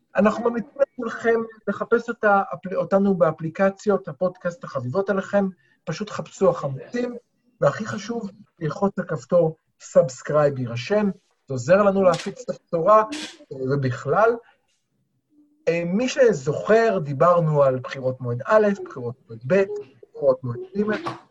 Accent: Tel Aviv, Tel Aviv District, Israel; כתל אביבי

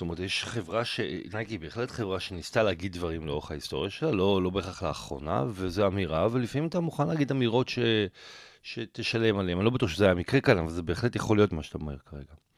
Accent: Israel; אני ואתה אולי בתור ישראלים

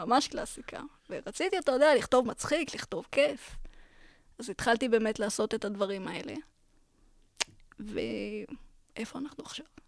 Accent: Beersheba, Southern District, Israel; גדלתי בבאר שבע

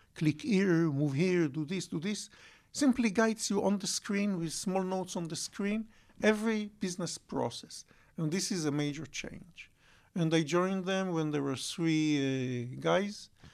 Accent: Bat Yam, Tel Aviv District, Israel; also born or lived in Holon; I grew up, uh, in Batiam and Jolón

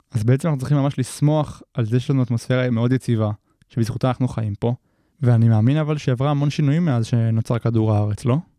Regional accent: Israel

